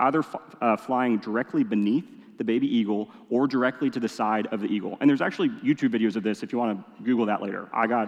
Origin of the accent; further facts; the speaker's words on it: Indonesia; I am a city boy through and through. Yes, I grew up in Indonesia. Even then, it kind of felt like city boy. Weird mix of being in the jungle and living in a big city.